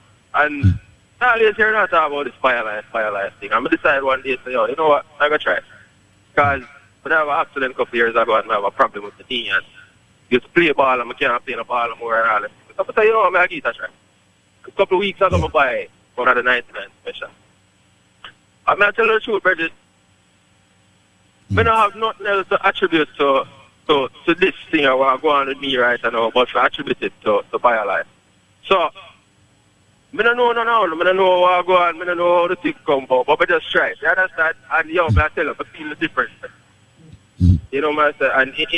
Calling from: Poughkeepsie, New York, United States; You know, my call is from upstate New York.

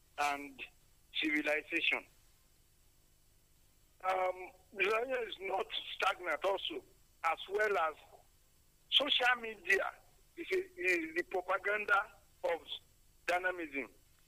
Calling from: Nigeria; I'm calling from Sango.

